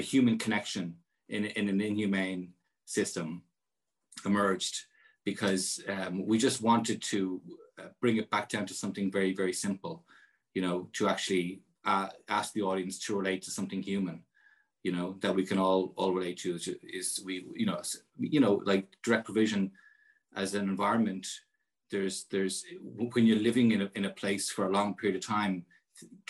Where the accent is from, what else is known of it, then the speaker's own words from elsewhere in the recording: Ireland; as Irish citizens